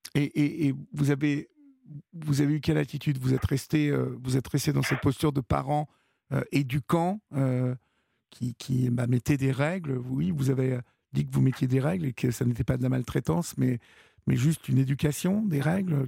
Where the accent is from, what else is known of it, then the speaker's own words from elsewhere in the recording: France; chez nous en France